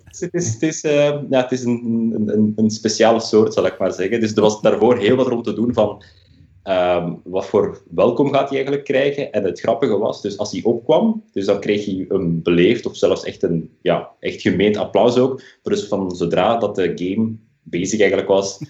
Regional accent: Leuven, Flanders, Belgium; moved away as an adult; now in Berlin, Germany; mijn roots liggen uiteraard wel in België eh, aan het accent eh, te horen, specifiek in Leuven dan. Maar ik ben inmiddels een jaar of tien uitgezwermd naar Duitsland, naar Berlijn.

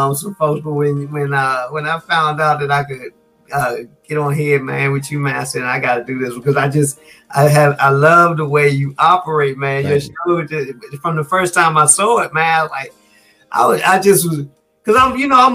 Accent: Washington, District of Columbia, United States; born and raised in the District of Columbia

